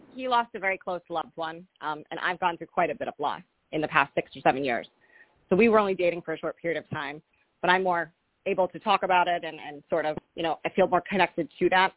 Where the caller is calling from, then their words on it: Rhode Island, United States; I'm calling from Rhode Island